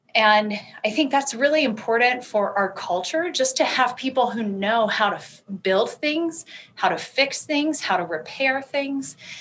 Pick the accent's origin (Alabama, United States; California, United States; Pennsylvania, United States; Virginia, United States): Alabama, United States; moved away as an adult; also born or lived in Colorado; I'm a, a, Southern woman. I grew up in Alabama and I moved when I was 18 out west to Colorado